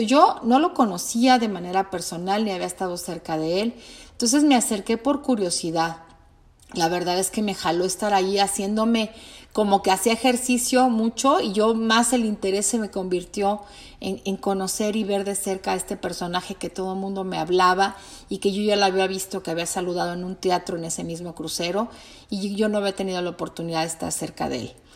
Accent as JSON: {"language": "Spanish", "country": "Mexico"}